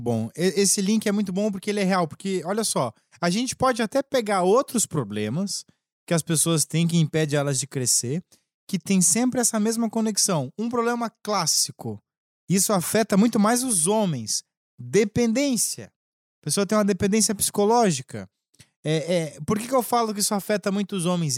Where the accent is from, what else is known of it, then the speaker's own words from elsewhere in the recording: Lages, Santa Catarina, Brazil; accent: gaúcho; lá em Lages, eu sou de Lages